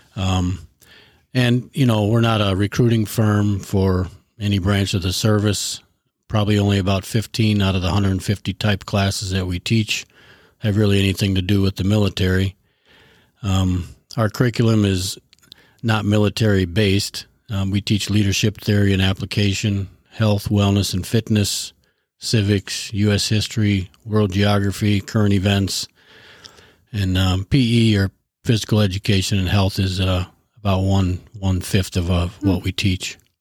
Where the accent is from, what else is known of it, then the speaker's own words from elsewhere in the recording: Sterling, Illinois, United States; also born or lived in Chicago; now in Wisconsin, United States; I was, uh, born and raised in Sterling, Illinois, and I've lived in Wisconsin for the past twenty-three years.